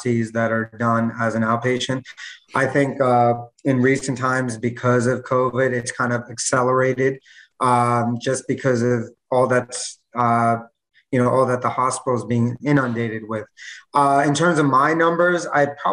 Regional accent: New York, United States; moved away as an adult; now in Miami, United States; I'm actually from New York. Moved down here about 2 years ago

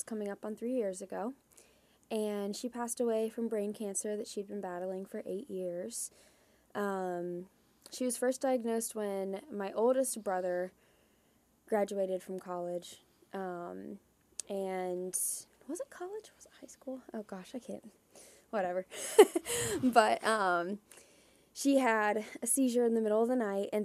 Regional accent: Columbus, Ohio, United States; moved away as an adult; also born or lived in Huntington, Indiana; I was born and raised just outside of Columbus, Ohio

